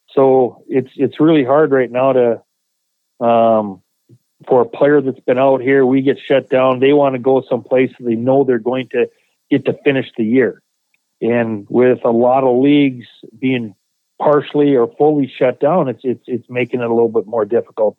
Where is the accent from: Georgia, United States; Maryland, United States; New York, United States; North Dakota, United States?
North Dakota, United States; Minot; moved away; my hometown in Minot, North Dakota